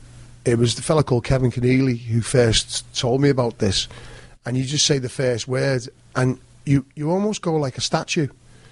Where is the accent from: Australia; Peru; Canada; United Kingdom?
United Kingdom; England; And I've always felt, growing up in England, where the dressing rooms were sanctuary.